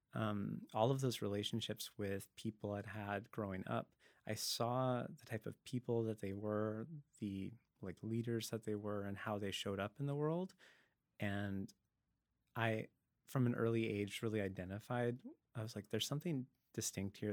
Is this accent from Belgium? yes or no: no; Langley, British Columbia, Canada; also born or lived in Dallas, Texas; now in Vancouver, Canada; Langley, uh, Langley, BC, Fraser Valley. Um, I grew up there when it was still fields